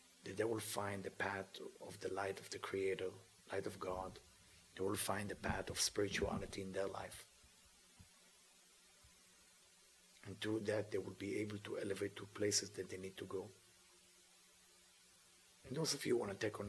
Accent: Israel; I'm from Israel.

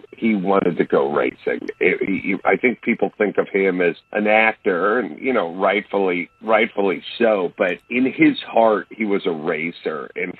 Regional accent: California, United States; Willie's from California, and I'm from California. And, you know, thinking about racism growing up in the 70s

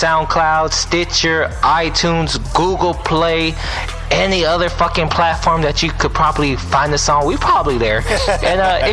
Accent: West Coast, United States; We ain't from the West Coast. We from the best coast.

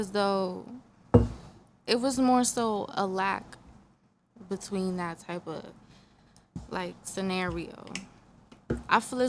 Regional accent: Paterson, New Jersey, United States; I'm from Patterson

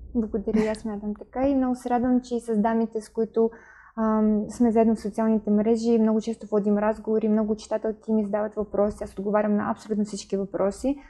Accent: Kyiv, Ukraine; Bulgarian is a second language; now in Sofia, Bulgaria; от Украина съм, от Киев

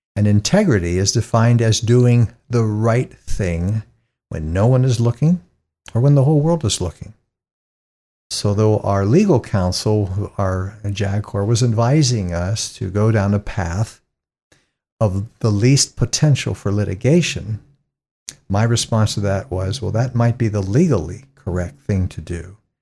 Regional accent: East Palestine, Ohio, United States; I come from a little town in northeastern Ohio and just south of Youngstown, a little place called East Palestine.

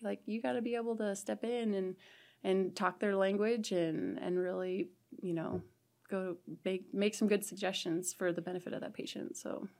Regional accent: Ong, Nebraska, United States; moved away as an adult; now in Chadron, United States; I am from a tiny little town in southeast Nebraska called Ong, and I graduated from Sandy Creek High School

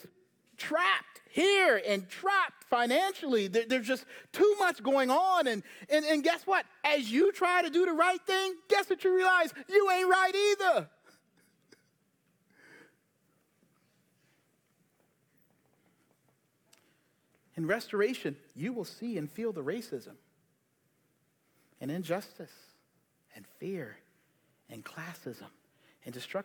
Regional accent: Charleston, South Carolina, United States; now in Charlotte, United States; the South, I grew up in Charleston

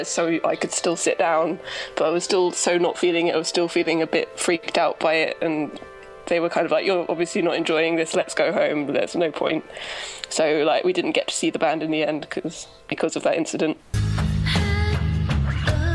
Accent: Brighton, South East England, United Kingdom; I say Brighton

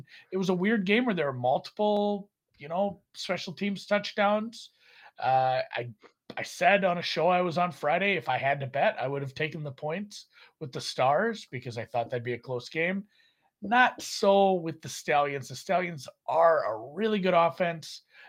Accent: Canada; I'm a Canadian bettor. We stand on guard for these.

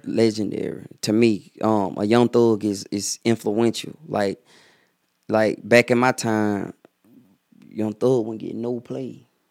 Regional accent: Atlanta, Georgia, United States; I'm from Atlanta

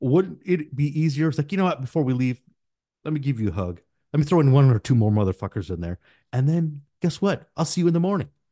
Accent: United States; English is a second language; I was born here in the United States, first gen

